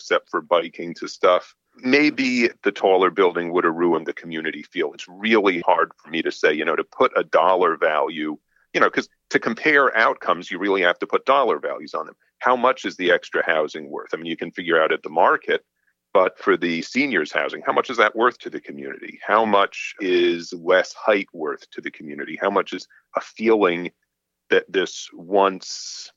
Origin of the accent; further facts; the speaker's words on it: New York, United States; moved away; also born or lived in Boston; I'm from New York.